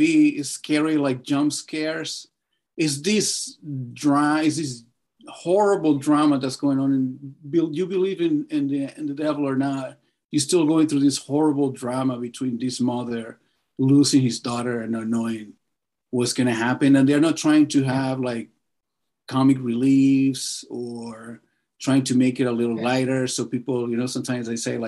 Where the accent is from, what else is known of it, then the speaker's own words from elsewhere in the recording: Caracas, Capital District, Venezuela; now in Los Angeles, United States; I'm from Venezuela, from Caracas.